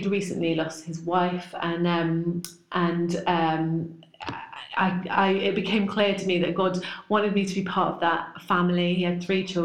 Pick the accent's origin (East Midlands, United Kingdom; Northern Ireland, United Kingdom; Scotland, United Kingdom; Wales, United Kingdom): East Midlands, United Kingdom; Corby; also born or lived in Devon; I was brought up in Corby and could not wait to get away from Corby.